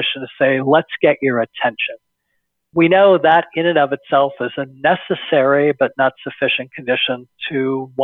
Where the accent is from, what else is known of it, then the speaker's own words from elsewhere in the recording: Bay Area, California, United States; born and raised in the Bay Area